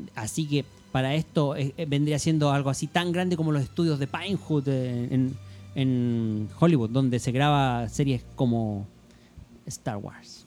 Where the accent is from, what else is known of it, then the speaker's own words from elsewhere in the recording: Chile; aquí en Chile